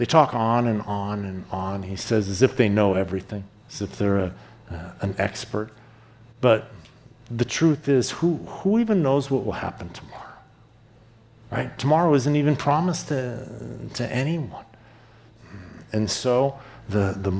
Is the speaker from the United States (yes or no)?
yes; East Coast, United States; moved away; I grew up on the East Coast, and the East Coast is known for being aggressive